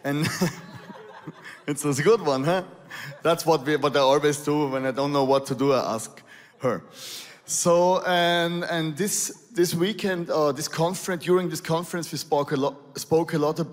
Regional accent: Austria; accent: Arnold Schwarzenegger English; English is a second language; I'm from Austria.

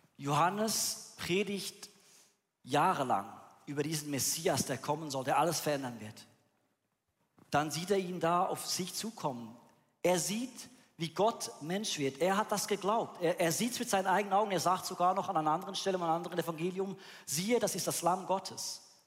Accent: Bern, Switzerland; Wo ich aufgewachsen bin in Bern

